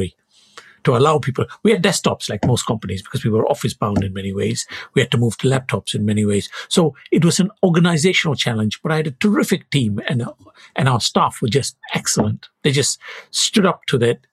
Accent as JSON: {"language": "English", "country": "Malaysia", "tie": "born or raised there", "moved": "as an adult", "said": "I was born in Malaysia. I came here to do my studies and stayed on after my PhD."}